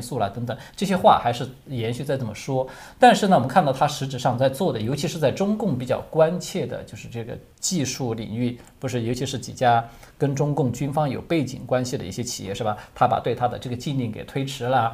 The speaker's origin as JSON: {"language": "Chinese", "country": "China", "said": "我们中国人"}